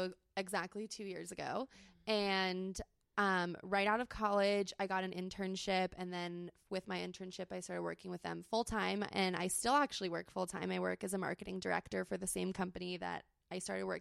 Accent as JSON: {"language": "English", "town": "San Diego", "region": "California", "country": "United States", "tie": "born or raised there", "said": "I grew up in San Diego, born and raised"}